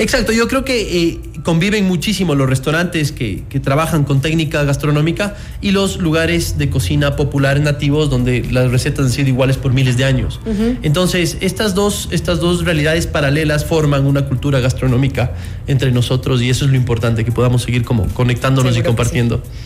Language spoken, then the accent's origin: Spanish; Ecuador; nosotros como ecuatorianos